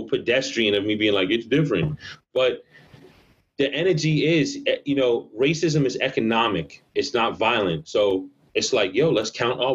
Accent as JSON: {"language": "English", "region": "New York", "country": "United States", "tie": "born or raised there", "moved": "as an adult", "lives_now": "Amsterdam, Netherlands", "said": "I was born and raised in New York"}